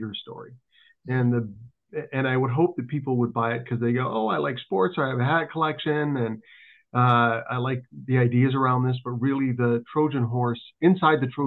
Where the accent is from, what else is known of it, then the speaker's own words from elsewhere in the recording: Thunder Bay, Ontario, Canada; also born or lived in Ann Arbor, Michigan; When I was 8 years old, I moved from Ann Arbor, Michigan to Thunder Bay, Ontario.